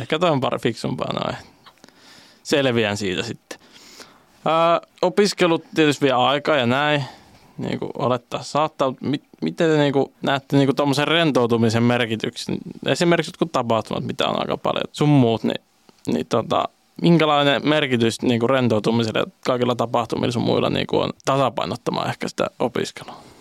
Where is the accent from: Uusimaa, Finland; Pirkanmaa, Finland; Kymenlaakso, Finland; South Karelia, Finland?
South Karelia, Finland; Lappeenranta; moved away as an adult; also born or lived in Helsinki; now in Joensuu, Finland; Mä oon tosiaan Lappeenrannassa kotoisin